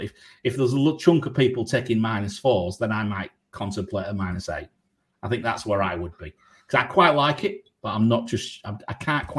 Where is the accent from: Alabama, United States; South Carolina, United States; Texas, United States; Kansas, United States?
Texas, United States; San Antonio; I used to live in Dallas, Texas, and I'm from San Antonio.